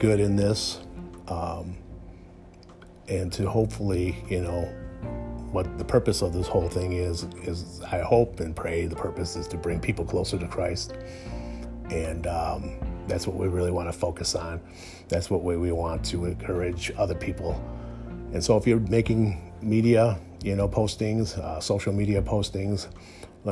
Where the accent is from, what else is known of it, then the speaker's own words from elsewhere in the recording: United States; as an American